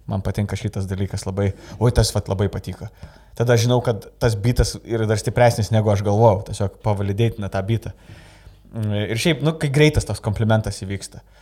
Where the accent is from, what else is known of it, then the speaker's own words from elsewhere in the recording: Lithuania; moved away as an adult; also born or lived in England; aš iš Anglijos grįžau, e, stand-upinau Angliją ir čia grįžau dabar.